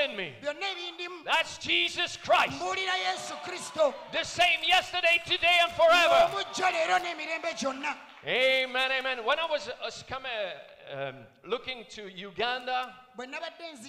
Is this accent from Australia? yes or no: no; Belgium; also born or lived in Switzerland; now in France; I was born in Belgium. Got married to a Swiss lady, Sister Anne, my wife. So I'm also Swiss, but I live in France.